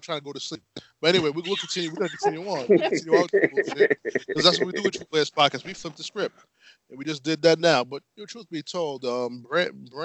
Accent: Uniondale, New York, United States; We're all from Uniondale originally

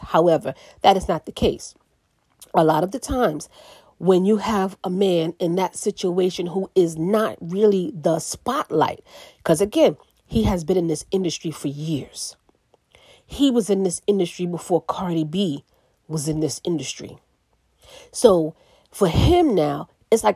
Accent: New York City, New York, United States; I'm from the Bronx

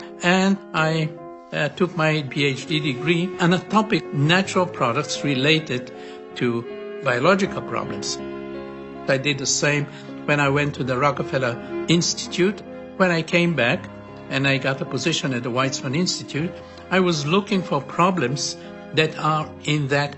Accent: Bulgaria; born there; I was born in Bulgaria, and I was a child during the war

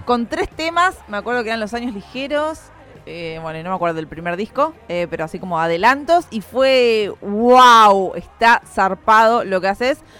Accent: La Plata, Buenos Aires Province, Argentina; quienes somos platenses

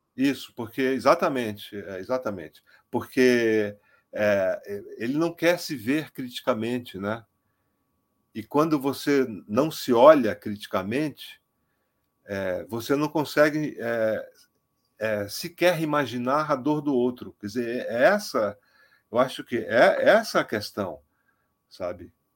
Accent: Amazonas, Brazil; eu sou amazonense, eu conheço esses estereótipos desde a minha infância

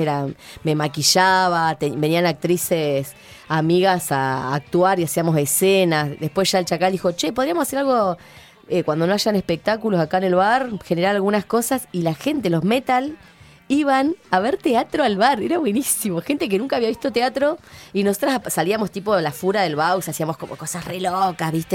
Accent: Neuquén, Argentina; born or raised there; also born or lived in 25 de Mayo, La Pampa / Catriel, Río Negro

